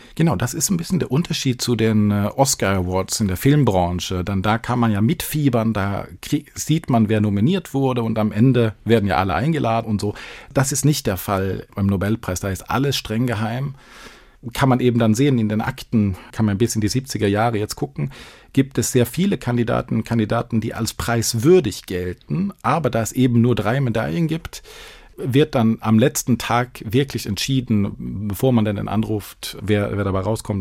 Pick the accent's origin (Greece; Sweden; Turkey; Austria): Sweden; now in Düsseldorf, Germany; als Schwede